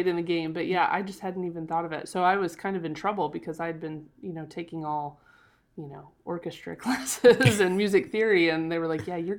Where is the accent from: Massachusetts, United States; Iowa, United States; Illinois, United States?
Illinois, United States; now in St. Louis, United States; I'm from, I grew up in Central Illinois. I live in St. Louis, Missouri now.